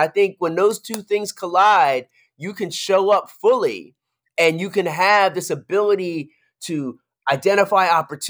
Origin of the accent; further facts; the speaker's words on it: Philadelphia, Pennsylvania, United States; That's my girl. We're from Philly. That's my girl.